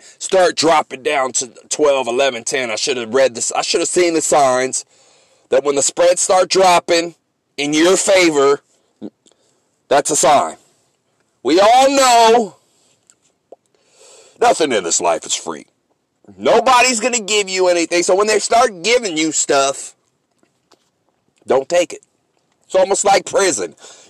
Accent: San Francisco, California, United States; I'm from San Francisco. I'm a 49er fan.

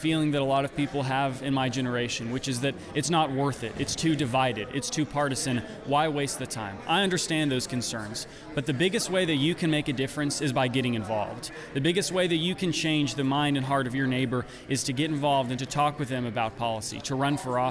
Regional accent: Whatcom County, Washington, United States; I grew up in Whatcom County

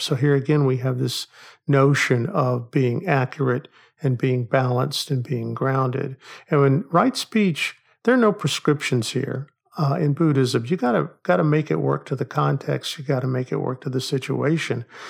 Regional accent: Oklahoma, United States; I grew up in Oklahoma

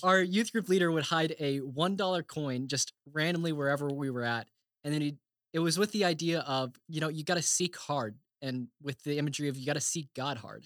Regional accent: Bartlesville, Oklahoma, United States; moved away as an adult; now in Indiana, United States; I am from Bartlesville, Oklahoma

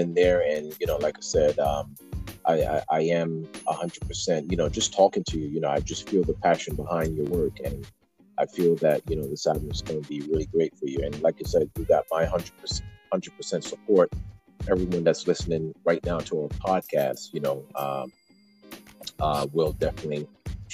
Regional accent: Newark, New Jersey, United States; I'm actually from Newark, New Jersey.

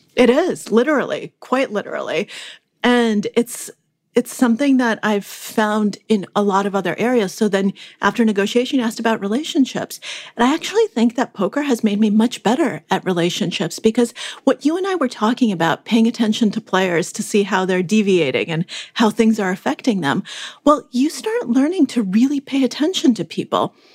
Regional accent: Moscow, Russia; moved away; I was born in Moscow when it was, uh, still the Soviet Union

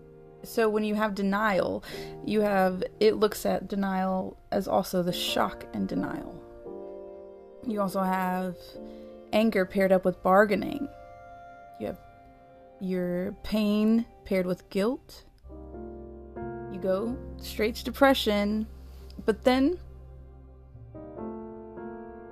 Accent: United States; moved away as an adult; I've come back to a country, my homeland

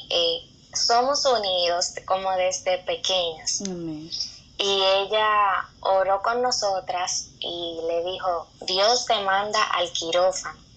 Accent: San Pedro de Macorís, Dominican Republic; soy dominicana. eh, en la provincia de San Pedro de Macorís. Y nada, soy hija de Dios

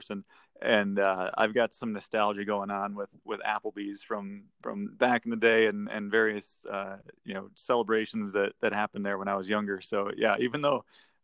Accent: Minnesota, United States; now in Colorado, United States; Born and raised in Minnesota

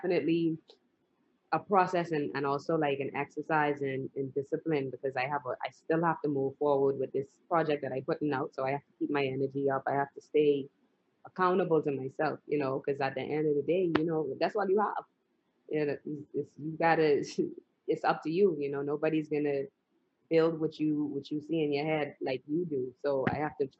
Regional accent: Bahamas; now in United States; I'm from the Bahamas

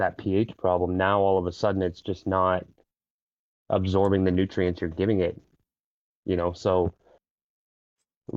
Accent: Ontario, Canada; I'm from Ontario, Canada

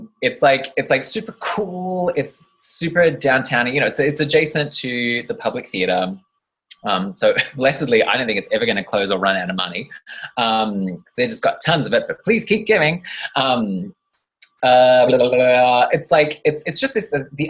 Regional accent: Traralgon, Victoria, Australia; I grew up in little old Traralgon, which is in Victoria.

